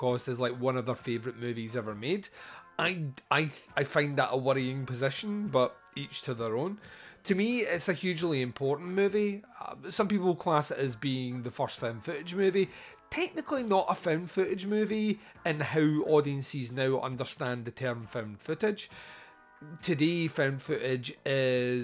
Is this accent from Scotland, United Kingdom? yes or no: yes; Scotland, United Kingdom; I'm Scottish